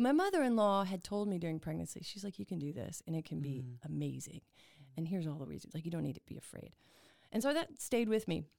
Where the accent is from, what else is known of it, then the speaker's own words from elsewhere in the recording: Houston, Texas, United States; also born or lived in New York; now in Waco, United States; I grew up in Houston